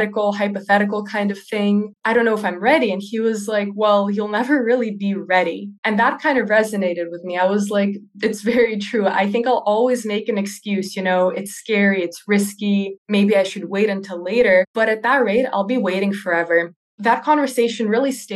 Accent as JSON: {"language": "English", "region": "California", "country": "United States", "tie": "born or raised there", "also_born_or_lived": "Russia", "moved": "as an adult", "lives_now": "Netherlands", "said": "I was born in Russia, but I was raised in California in the US."}